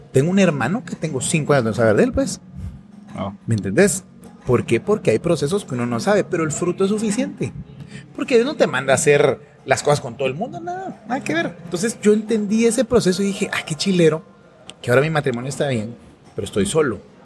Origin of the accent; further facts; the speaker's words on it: Guatemala; soy un guatemalteco esposo